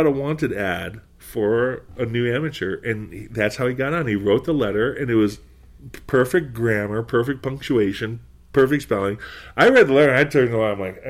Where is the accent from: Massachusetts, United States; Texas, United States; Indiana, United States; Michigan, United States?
Massachusetts, United States; Boston; I'm from New England. I'm from Boston.